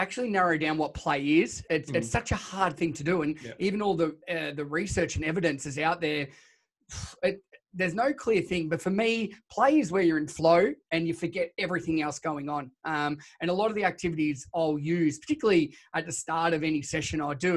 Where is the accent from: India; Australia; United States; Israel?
Australia; Shepparton, Victoria; also born or lived in Ballarat; I grew up in Shepparton in country Victoria.